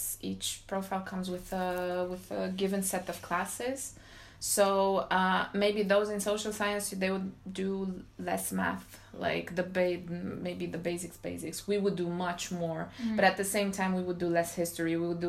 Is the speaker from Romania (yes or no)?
yes; Romania; English is a second language; moved away as an adult; now in France; back home in Romania, because I'm from Romania